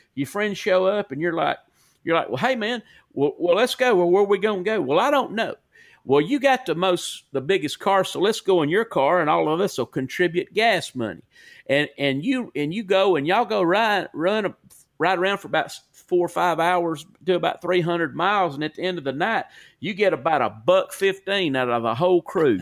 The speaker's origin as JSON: {"language": "English", "town": "Corner", "region": "Alabama", "country": "United States", "tie": "born or raised there", "also_born_or_lived": "Cleveland, Tennessee / Sumiton, Alabama", "accent": "Southern", "said": "I lived on the North Jefferson Walker County line, and I wa, I'm from Corner, Alabama"}